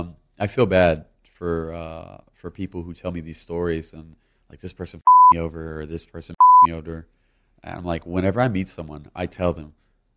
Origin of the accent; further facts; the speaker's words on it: Louisiana, United States; I'm from Louisiana.